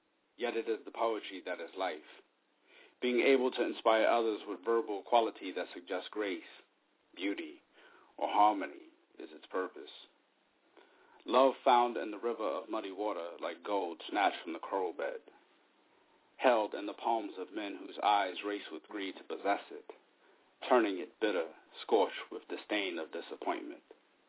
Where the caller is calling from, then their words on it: Japan; I asked you in private if I could read two poems since I'm calling from Japan